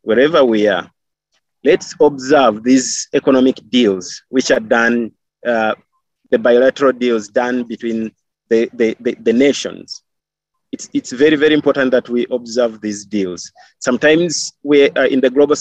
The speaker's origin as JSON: {"language": "English", "country": "Kenya", "tie": "born or raised there", "said": "I grew up in Kenya and I lived in Kenya with my great grandmother"}